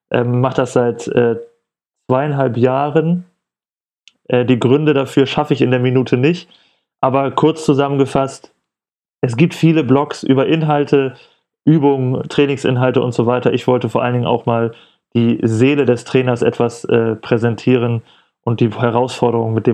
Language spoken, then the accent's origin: German; Hamburg, Germany; Ich komme aus Hamburg